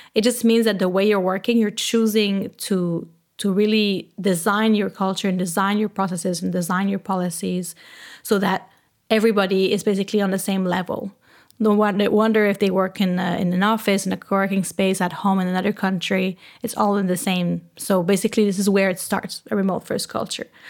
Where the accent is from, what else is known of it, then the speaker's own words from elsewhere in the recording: Canada; accent: French; English is a second language; now in Berlin, Germany; I am originally from Canada. I am French Canadian, so I have a little French accent when I speak English